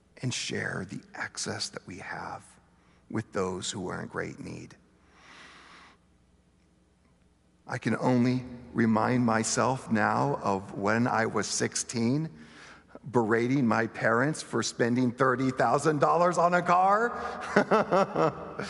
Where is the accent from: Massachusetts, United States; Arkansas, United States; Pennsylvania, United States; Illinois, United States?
Arkansas, United States; Bentonville; I grew up in Bentonville, Arkansas, the home of Walmart